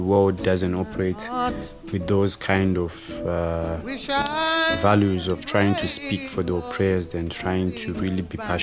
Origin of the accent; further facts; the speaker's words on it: Zimbabwe; moved away as an adult; also born or lived in Huddersfield, United Kingdom; now in United Kingdom; I'm from Zimbabwe. I was born in Zimbabwe, grew up in Zimbabwe